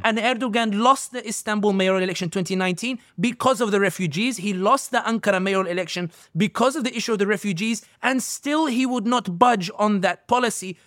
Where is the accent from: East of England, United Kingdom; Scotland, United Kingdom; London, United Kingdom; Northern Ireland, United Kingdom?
London, United Kingdom; somebody born and raised in London